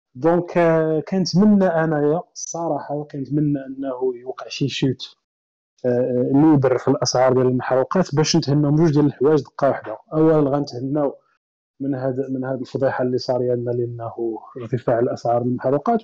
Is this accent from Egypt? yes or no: no; Morocco; حنا مثلاً كمغاربة